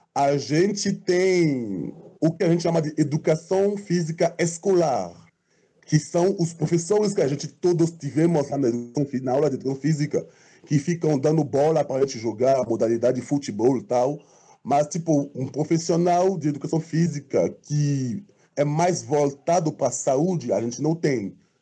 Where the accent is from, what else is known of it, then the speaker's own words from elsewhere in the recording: Côte d’Ivoire; moved away as an adult; now in Brazil; eu sou marfinense. Eu saí da Costa do Marfim em para estudar